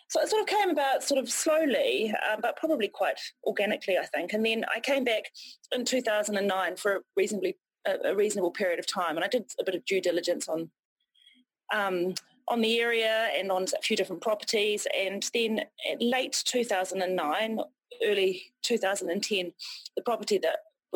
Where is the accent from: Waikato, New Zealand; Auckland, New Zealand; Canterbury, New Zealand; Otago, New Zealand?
Otago, New Zealand; also born or lived in Dunedin / Wanaka; I grew up in Otago, so I grew up on a sheep and beef farm near Lake Mahanarangi, which is about sort of just over an hour from Dunedin